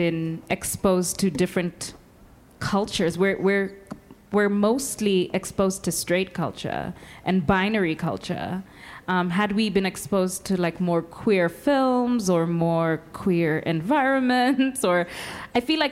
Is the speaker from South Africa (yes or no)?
no; Kenya; As a Kenyan